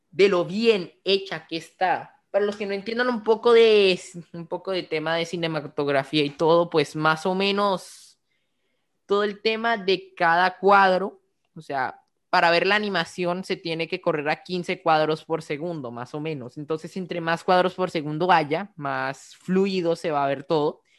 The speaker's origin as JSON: {"language": "Spanish", "country": "Colombia", "said": "somos colombianos, aquí uno se cría viendo cuentos de los hermanos Grimm."}